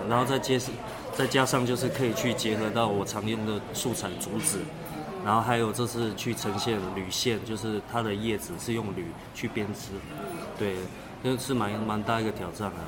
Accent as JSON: {"language": "Chinese", "region": "Taipei", "country": "Taiwan", "tie": "born or raised there", "also_born_or_lived": "Pingtung, Taiwan", "moved": "yes", "lives_now": "Donghe, Taitung, Taiwan", "said": "我小时候我出生的时候我就是在台北市长大"}